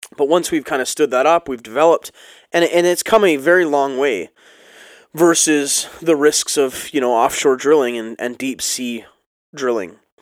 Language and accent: English; Ontario, Canada; being Canadian and, and living next to the States